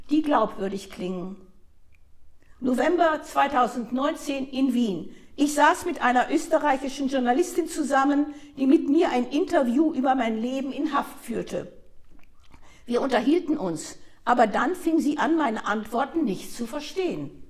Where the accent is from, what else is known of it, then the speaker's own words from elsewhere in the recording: Eritrea; Und ich komme von dort, aus Eritrea.